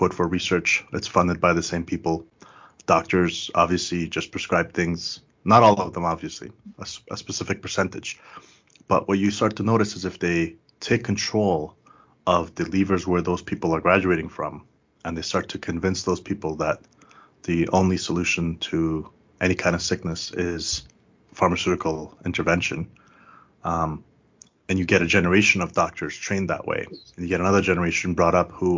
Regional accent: Canada; also born or lived in Afghanistan; since I came to Canada as a kid

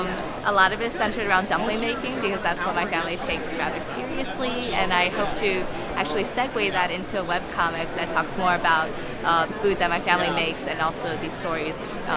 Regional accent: Washington, District of Columbia, United States; I am a cartoonist from Washington, D.C.

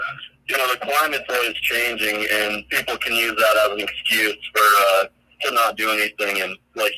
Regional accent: Fort Collins, Colorado, United States; I'm from Fort Collins, Colorado.

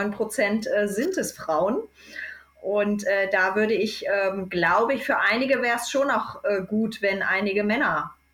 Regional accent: Germany; Und ich weiß in der Schweiz, ich komme jetzt nur aus Deutschland, das ist schon nochmal irgendwie ein bisschen anderes.

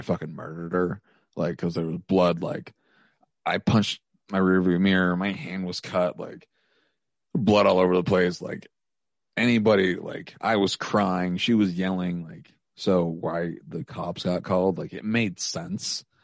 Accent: Helena, Montana, United States; moved away as an adult; now in Missoula, United States; I might move back to my hometown

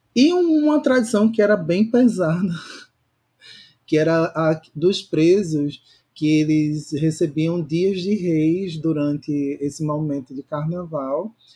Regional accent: Recife, Pernambuco, Brazil; also born or lived in Porto Alegre / Florianópolis; now in Fortaleza, Brazil; a minha cidade natal, Recife

